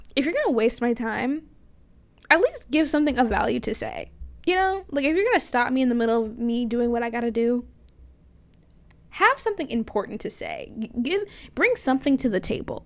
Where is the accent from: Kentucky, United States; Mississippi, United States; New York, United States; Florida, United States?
Florida, United States; moved away; I'm from Florida